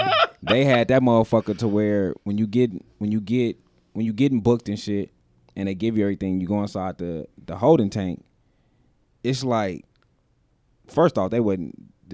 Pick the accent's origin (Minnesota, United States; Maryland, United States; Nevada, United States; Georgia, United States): Nevada, United States; Las Vegas; I'm from Las Vegas, brother.